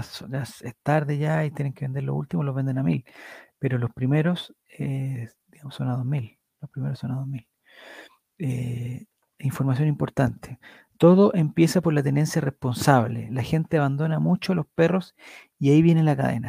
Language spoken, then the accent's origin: Spanish; Calama, Antofagasta, Chile; moved away; also born or lived in Valparaíso; Nací y crecí en Calama y viví mil años en Valparaíso.